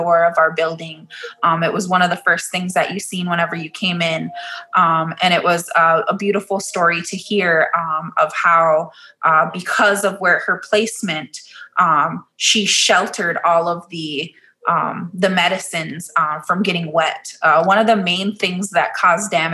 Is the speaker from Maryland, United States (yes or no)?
no; Minneapolis, Minnesota, United States; I was born and raised here in South Minneapolis